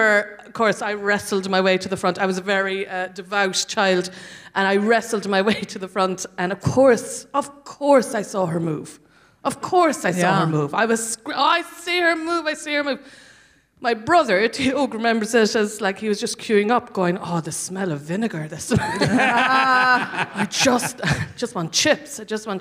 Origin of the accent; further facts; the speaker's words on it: Cork, Munster, Ireland; now in London, United Kingdom; I'm from Cork